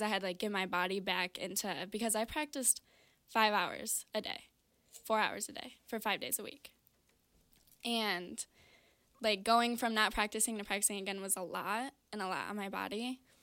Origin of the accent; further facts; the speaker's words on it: Brighton, Michigan, United States; I grew up in Brighton, Michigan